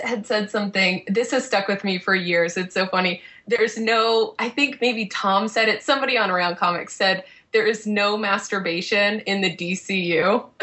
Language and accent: English; Boston, Massachusetts, United States; I'm from Boston